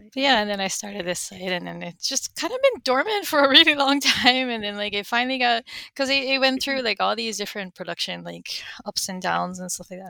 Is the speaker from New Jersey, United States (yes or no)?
no; Honolulu, Hawaii, United States; I am from Honolulu, Hawaii.